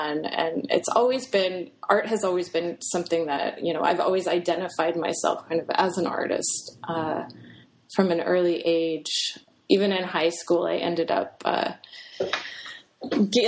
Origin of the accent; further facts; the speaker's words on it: Eugene, Oregon, United States; moved away as an adult; now in Seattle, United States; I'm from Oregon. I was born in Eugene, Oregon, which is about 6 hours south of Seattle.